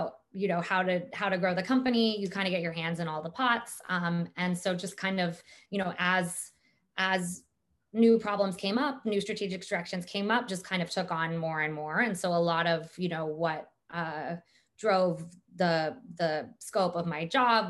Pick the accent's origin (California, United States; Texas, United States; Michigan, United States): California, United States; Silicon Valley; I grew up in Silicon Valley